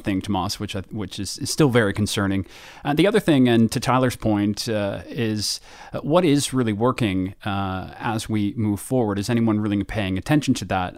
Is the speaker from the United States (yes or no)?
no; Canada; now in United Kingdom; as a Canadian here in Britain